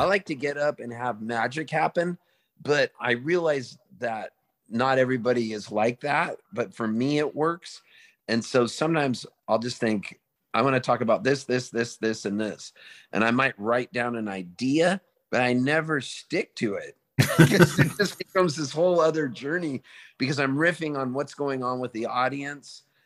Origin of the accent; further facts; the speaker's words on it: Palm Springs, California, United States; also born or lived in Halifax, Nova Scotia, Canada; we moved to Palm Springs and we became U S citizens